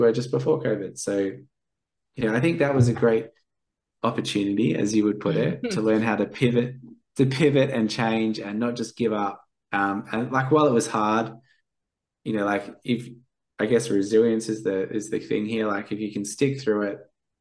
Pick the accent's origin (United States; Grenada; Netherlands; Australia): Australia; Perth, Western Australia; I'm from Perth